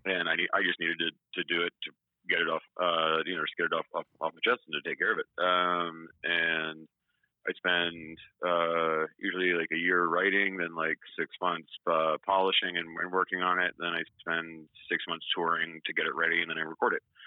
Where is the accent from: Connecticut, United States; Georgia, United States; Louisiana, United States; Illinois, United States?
Georgia, United States; Atlanta; I'm from Atlanta